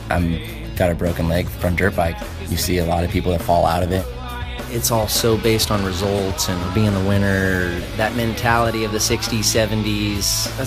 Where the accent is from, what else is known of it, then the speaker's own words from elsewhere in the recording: Newhall, California, United States; I grew up in Newhall. That was 805.